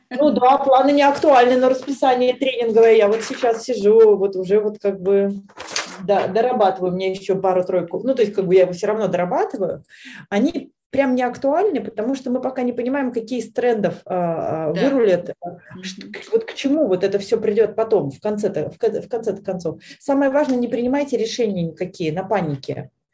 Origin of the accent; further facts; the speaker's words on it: Veliky Novgorod, Novgorod Oblast, Russia; в моем родном городе, в Великом Новгороде